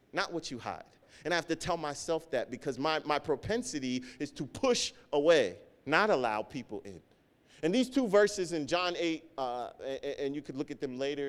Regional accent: Nigeria; growing up in church and being African, being Nigerian, or just being in my family

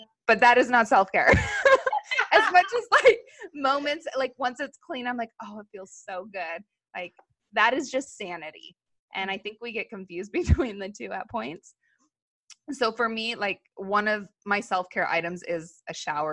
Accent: Los Angeles, California, United States; we grew up in Los Angeles around airplanes

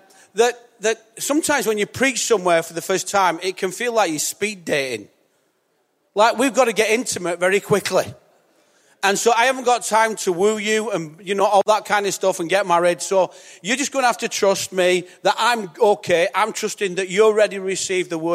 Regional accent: Bolton, North West England, United Kingdom; I'm from Bolton

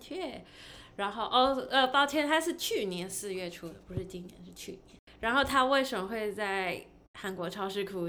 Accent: Taiwan; now in United States; 我是在亚洲长大，然后可是现在，现在在美国大概快十年了吧

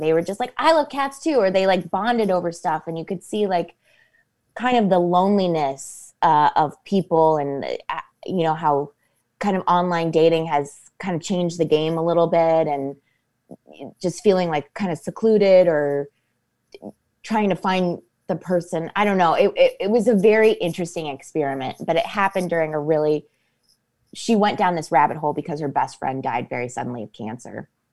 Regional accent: Copley, Ohio, United States; moved away as an adult; also born or lived in New York / Los Angeles; I went to Revere High School. I went to Saint Hilary's

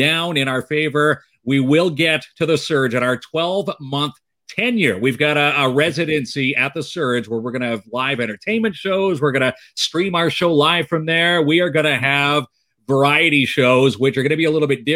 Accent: Ajax, Ontario, Canada; now in Timmins, Canada; I'm actually from Ajax, born and raised.

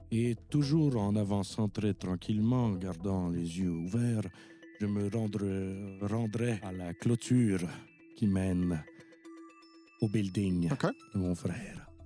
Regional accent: Longueuil, Quebec, Canada; Mais encore, moi, je viens de Longueuil.

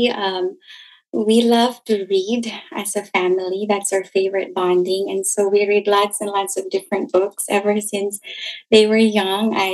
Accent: Malaybalay, Northern Mindanao, Philippines; moved away as an adult; also born or lived in California / Cagayan de Oro; now in Florida, United States; I'm originally from Malaybalay, Bukidnon, Bisaya, and from Mindanao.

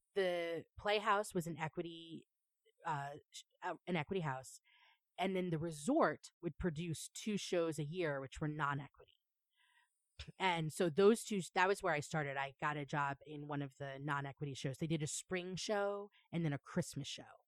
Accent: Long Island, New York, United States; moved away as an adult; also born or lived in New Paltz, New York; now in Chicago, United States; I grew up in Long Island, New York

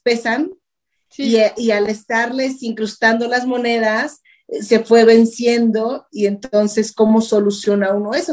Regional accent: Mexico; en mi país, eh, de mi casa, de mi entorno

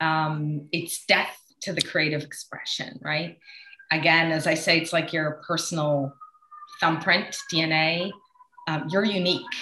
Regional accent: Switzerland; I grew up in Switzerland

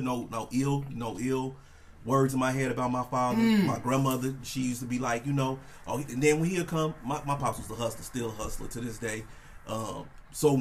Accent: Chicago, Illinois, United States; born and raised in Chicago. And then my mom met her husband, his name Terry. He brought her out to the suburbs

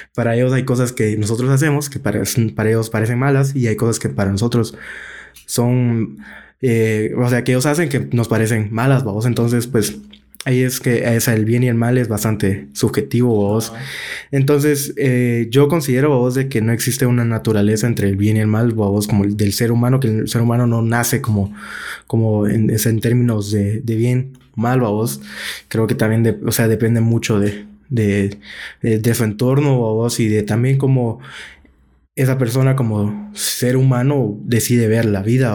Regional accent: Guatemala; como guatemaltecos

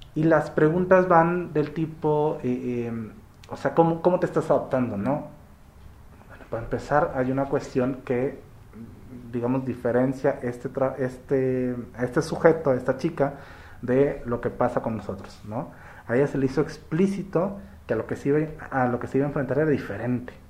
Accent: Soledad de Doblado, Veracruz, Mexico; also born or lived in Orizaba; yo soy de Orizaba, pero crecí aquí por Veracruz, ¿no? Pueblito que se llama Soledad Doblada

